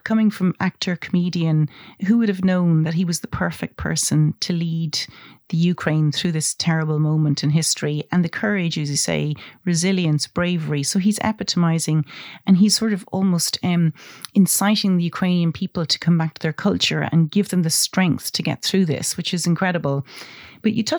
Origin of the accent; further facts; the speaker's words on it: Ireland; I'm Irish